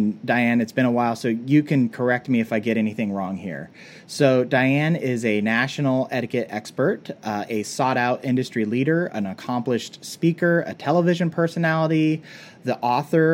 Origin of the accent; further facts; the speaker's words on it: West Coast, United States; I'm a West Coast boy who's grew up kind of like laid back